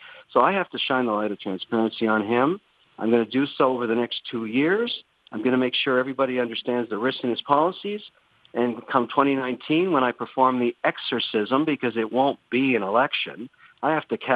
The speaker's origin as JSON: {"language": "English", "country": "Canada", "said": "I'm a very lucky Canadian"}